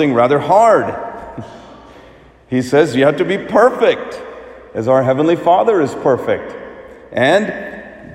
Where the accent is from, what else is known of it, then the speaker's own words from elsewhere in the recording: United States; as an Indian kid growing up as an immigrant in the United States